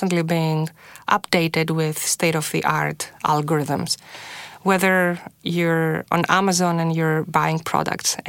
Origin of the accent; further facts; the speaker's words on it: Greece; moved away as an adult; now in Toronto, Canada; I was born and raised in Greece.